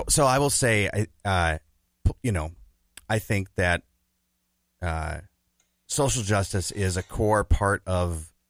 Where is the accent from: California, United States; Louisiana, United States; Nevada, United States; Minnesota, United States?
Minnesota, United States; Minneapolis; also born or lived in China; So I grew up on Lake Harriet.